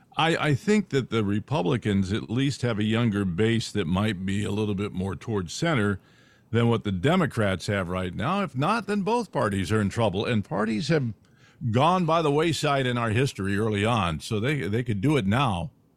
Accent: California, United States; moved away; I grew up in California

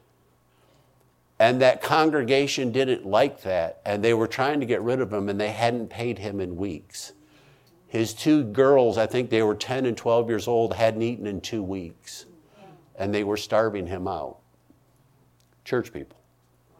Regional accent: United States; I'm an American

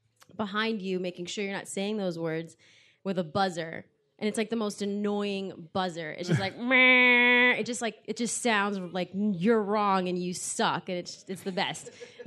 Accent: Miami, Florida, United States; I'm from Florida. Yeah, I'm from Florida.

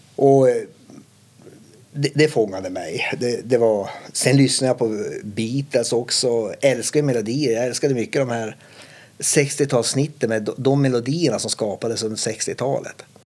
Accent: Kiruna, Norrbotten County, Sweden; jag upplevde min uppväxt då i Kiruna som väldigt, eh, man värnar om varann

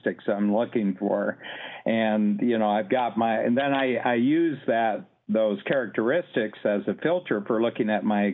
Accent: Ohio, United States; moved away as an adult; now in Canada; I'm an American. I was born. I'm from Ohio, a farm boy from Ohio, and I came to Canada in my late 20s for a job

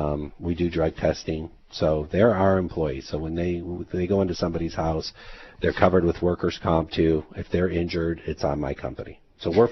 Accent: Detroit, Michigan, United States; now in Hawaii, United States; I grew up in Michigan

